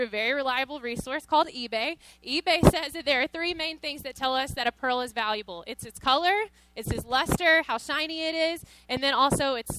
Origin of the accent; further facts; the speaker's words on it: Cave Spring, Georgia, United States; moved away as an adult; also born or lived in Tennessee; now in Las Vegas, United States; I'm from Georgia originally. So I grew up for 18 years in Georgia, really, really small town